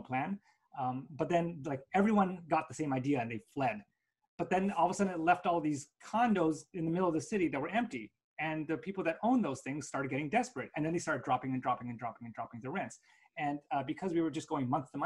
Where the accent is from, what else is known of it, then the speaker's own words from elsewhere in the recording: Canada; we're Canadian